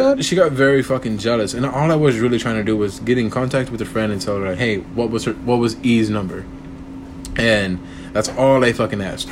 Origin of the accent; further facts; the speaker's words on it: Corpus Christi, Texas, United States; I'm from Corpus Christi, Texas